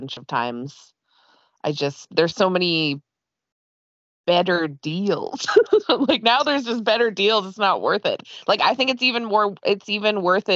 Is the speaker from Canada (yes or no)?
yes; Canada; I'm Canadian